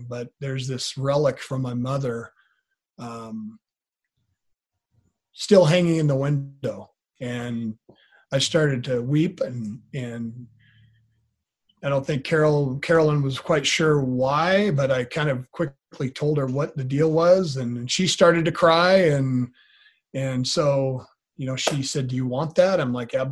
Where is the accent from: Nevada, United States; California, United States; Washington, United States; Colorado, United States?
Washington, United States; Grayland; now in Yakima, United States; the home that I grew up in Grayland, Washington